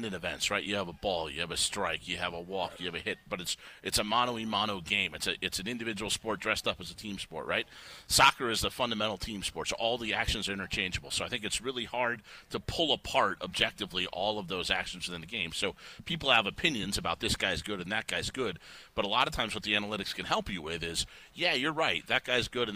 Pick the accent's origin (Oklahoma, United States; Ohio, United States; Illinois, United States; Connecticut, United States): Illinois, United States; Chicago; moved away; I grew up in Chicago watching Michael Jordan and Walter Payton